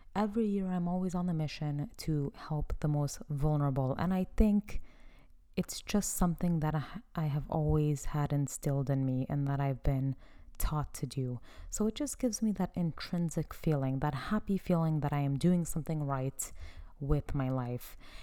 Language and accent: English; United States; I am from Afghan descent. So I have an Afghan background and I was born and raised in America